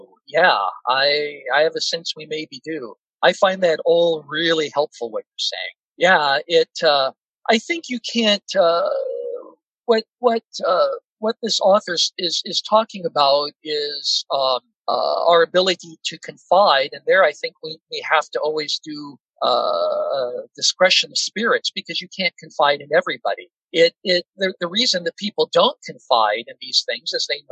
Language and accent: English; Seattle, Washington, United States; I grew up in Seattle, Washington, a very secular environment